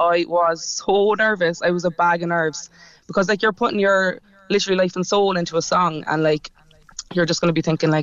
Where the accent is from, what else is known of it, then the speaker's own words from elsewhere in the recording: Cork, Munster, Ireland; also born or lived in London; I'm from Mayfield.